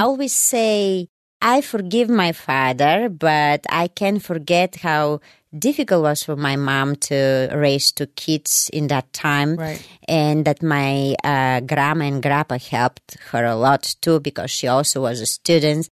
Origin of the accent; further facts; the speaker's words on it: Bulgaria; English is a second language; moved away as an adult; also born or lived in Germany; now in United States; I was born in Bulgaria, and uh, in that time, Bulgaria was um, uh, East Bloc countries